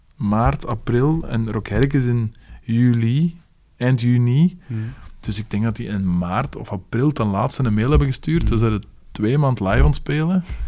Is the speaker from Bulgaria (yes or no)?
no; Leuven, Flanders, Belgium; We zijn van Leuven